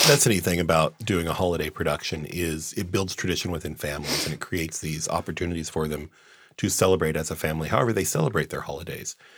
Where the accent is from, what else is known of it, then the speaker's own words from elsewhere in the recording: Olympia, Washington, United States; I grew up in Olympia, so I always knew where Tacoma was